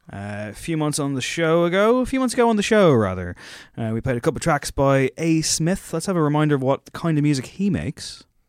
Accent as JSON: {"language": "English", "country": "Ireland", "said": "as two Irish white lads"}